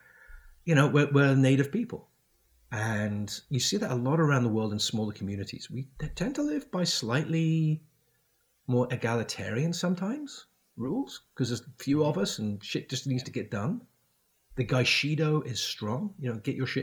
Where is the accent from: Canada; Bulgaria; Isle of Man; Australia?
Isle of Man; also born or lived in United Kingdom / France; now in United States; growing up on the Isle of Man